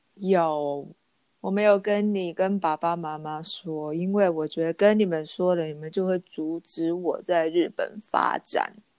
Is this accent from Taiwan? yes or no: yes; Taiwan; moved away; also born or lived in Japan; 另外两个台湾女生跟我一起进的这个学校